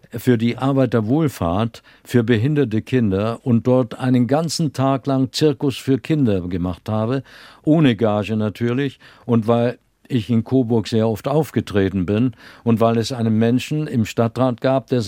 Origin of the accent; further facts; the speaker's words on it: Vienna, Austria; born there; meine Mutter ist Wienerin gewesen und ich bin in Wien geboren, also musste ich einen österreichischen Pass kriegen.